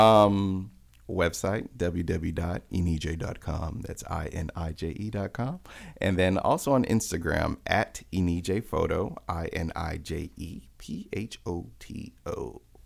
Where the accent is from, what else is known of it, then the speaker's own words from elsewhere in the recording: Miami, Florida, United States; now in Atlanta, United States; I'm from Miami, born and raised